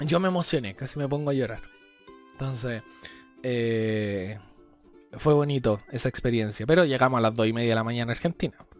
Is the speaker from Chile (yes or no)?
yes; Chile; yo soy chileno